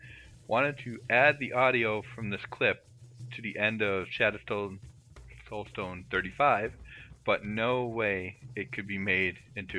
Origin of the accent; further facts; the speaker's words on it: McHenry, Illinois, United States; Fun fact, I grew up near McHenry, Illinois.